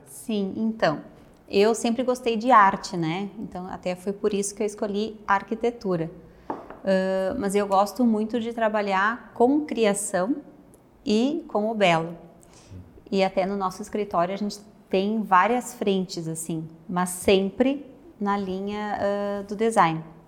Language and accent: Portuguese; Porto Alegre, Rio Grande do Sul, Brazil; moved away as an adult; also born or lived in Caxias do Sul; now in Serra Gaúcha, Brazil; eu sou natural de Porto Alegre, moro na Serra Gaúcha agora